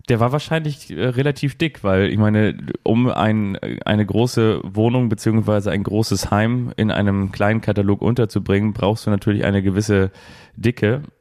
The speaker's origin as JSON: {"language": "German", "region": "Hamburg", "country": "Germany", "tie": "born there", "said": "ich bin übrigens auch in Hamburg geboren und habe nie für den HSV und auch nicht für den FC St. Pauli Fußball gespielt"}